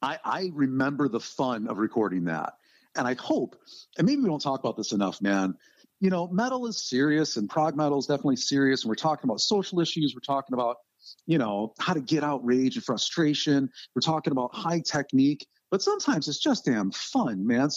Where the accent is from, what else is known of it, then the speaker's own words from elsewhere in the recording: Rochester, New York, United States; now in Southern Ohio, United States; grew up in my hometown of Rochester, New York.